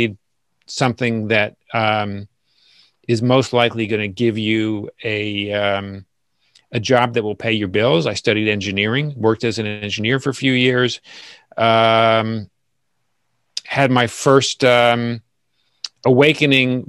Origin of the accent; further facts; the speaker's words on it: Asbury Park, New Jersey, United States; now in New York City, United States; Born and raised in Asbury Park, New Jersey